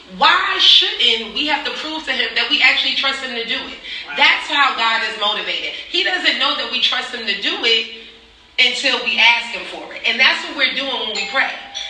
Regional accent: New York City, New York, United States; now in Richmond, United States; I am from New York City, Queens, New York, originally. But I've been here in Richmond, Virginia for 19 years.

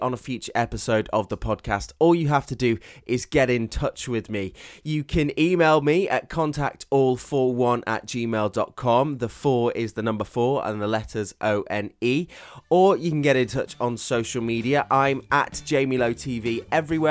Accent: Stoke-on-Trent, West Midlands, United Kingdom; moved away; I'm from Stoke-on-Trent, which is known as the Potteries.

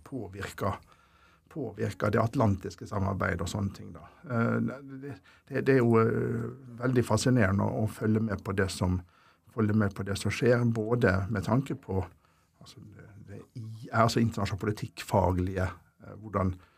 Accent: Ålesund, Møre og Romsdal, Norway; moved away as an adult; also born or lived in Molde / Oslo; jeg er jo egentlig fra Ålesund opprinnelig, så jeg tok eh, videregående skole

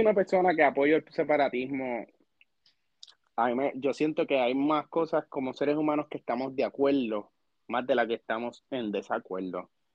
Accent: Puerto Rico; yo como puertorriqueño

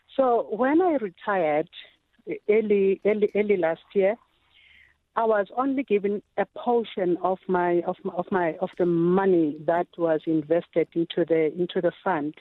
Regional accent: South Africa; also born or lived in Pretoria; I am a South African

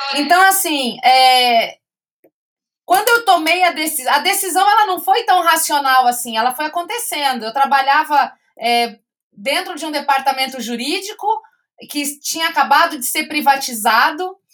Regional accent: Campo Grande, Mato Grosso do Sul, Brazil; eu sou de Campo Grande, Mato Grosso do Sul.

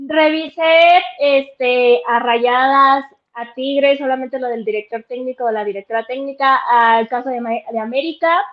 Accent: Mexico; Yo como mexicana

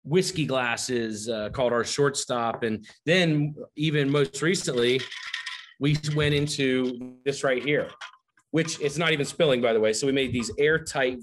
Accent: the South, United States; I grew up down in the South

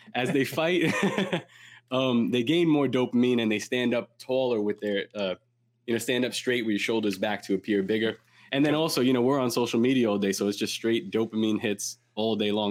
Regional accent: New York City, New York, United States; where I grew up in Coney Island

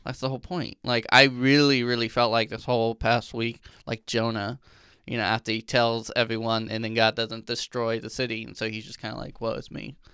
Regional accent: Illinois, United States; I grew up in Illinois

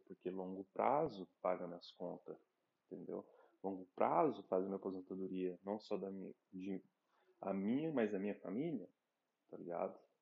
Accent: Brazil; moved away; sendo brasileiro num país

